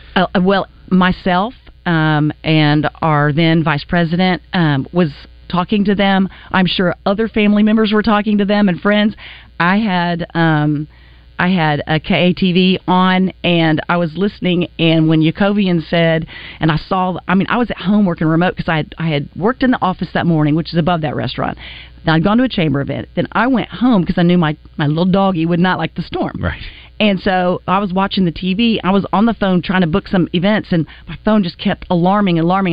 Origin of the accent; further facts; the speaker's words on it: Wichita, Kansas, United States; moved away; I'm from Wichita, Kansas